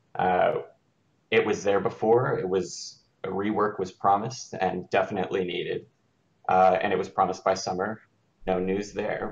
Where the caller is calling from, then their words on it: Raleigh, North Carolina, United States; I'm calling from Raleigh, North Carolina